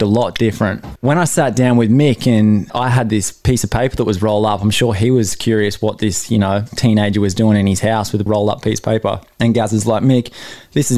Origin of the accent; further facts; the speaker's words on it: Newcastle, New South Wales, Australia; my hometown Newcastle